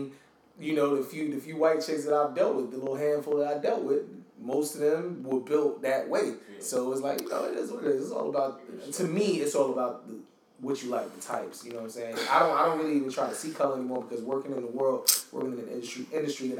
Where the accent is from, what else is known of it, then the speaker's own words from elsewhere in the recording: New York, United States; growing up in New York